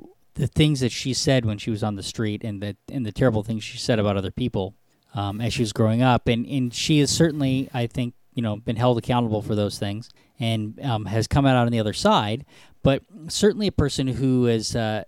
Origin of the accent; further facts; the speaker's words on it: United States; I am an American.